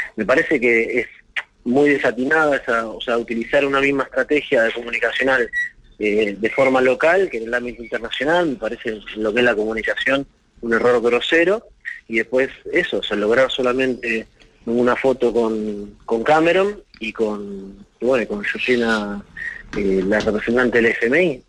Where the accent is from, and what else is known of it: Argentina